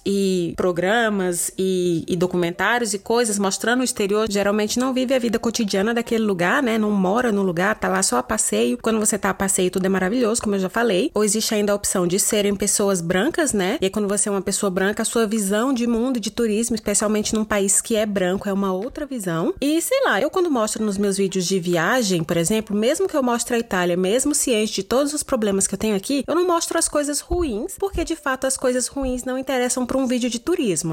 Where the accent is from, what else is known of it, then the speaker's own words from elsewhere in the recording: Brazil; first language Portuguese; moved away as an adult; eu estava totalmente ambientada porque era o meu país